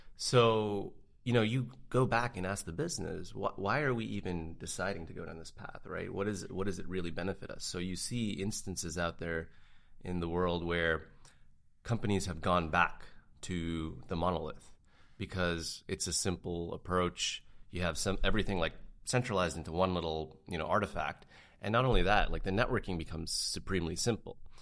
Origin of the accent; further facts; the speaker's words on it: Canada; as a Canadian, we don't get this kind of action up in Canada.